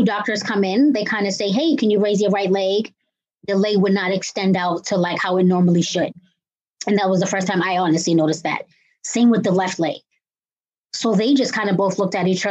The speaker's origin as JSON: {"language": "English", "town": "Cambridge", "region": "Massachusetts", "country": "United States", "said": "I'm from Cambridge, Massachusetts"}